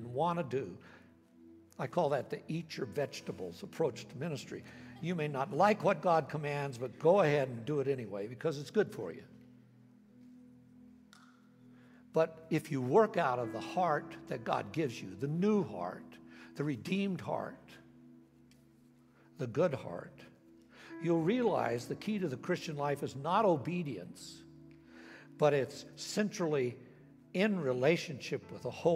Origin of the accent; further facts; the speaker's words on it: United States; I grew up here in America